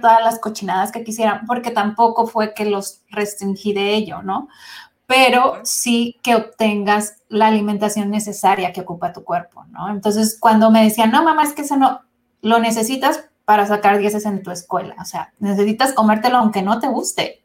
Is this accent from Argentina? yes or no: no; Mexico; soy de México